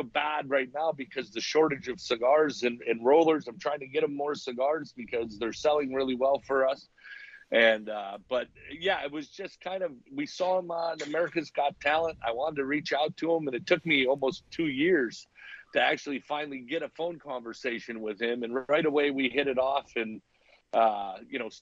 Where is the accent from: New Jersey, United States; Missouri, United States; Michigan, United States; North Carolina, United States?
Michigan, United States; Detroit; Born and raised in Detroit